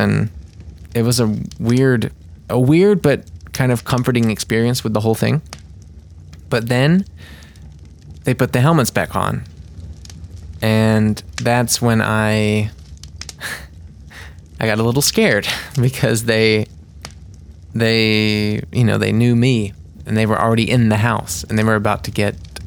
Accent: United States; I'm the American guy

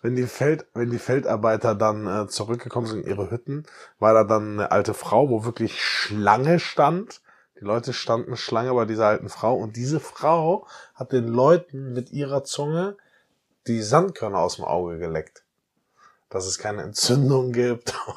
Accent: Bietigheim-Bissingen, Baden-Württemberg, Germany; now in Cologne, Germany; Weil ich aus Bietigheim ein bisschen komme.

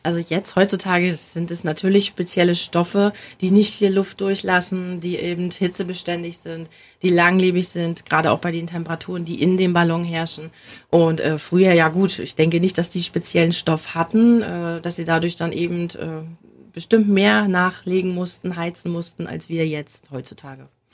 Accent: Mecklenburg-Vorpommern, Germany; hier bei uns in Mecklenburg-Vorpommern

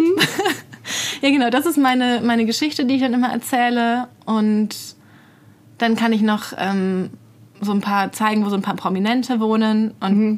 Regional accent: Bad Mergentheim, Baden-Württemberg, Germany; now in Berlin, Germany; ich komme aus Bad Mergentheim.

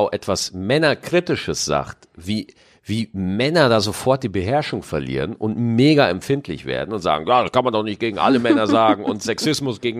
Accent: Germany; Ich bin 24 Jahre, in Deutschland geboren und aufgewachsen.

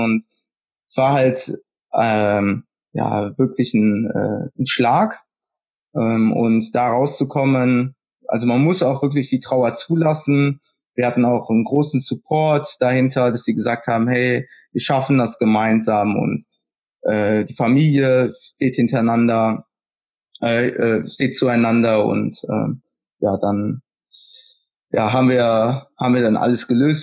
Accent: Kerpen, North Rhine-Westphalia, Germany; Ich komme aus Kerpen

